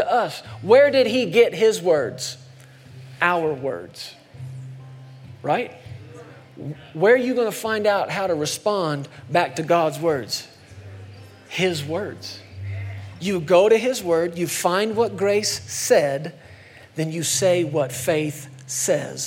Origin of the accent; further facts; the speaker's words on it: Texas, United States; moved away; I grew up in Texas for a long time as a kid